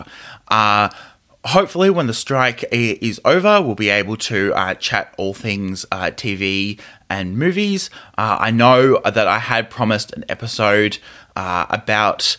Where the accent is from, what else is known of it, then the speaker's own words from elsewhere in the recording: Australia; I come from Australia. Labour and unionism is very essential to our culture as a country here.